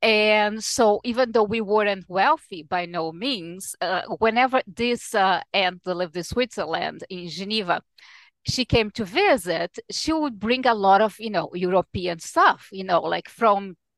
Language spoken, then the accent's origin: English; Rio de Janeiro, Brazil; English is a second language; now in United States; Yes, I was born in Rio, which is today's Rio's 458th anniversary.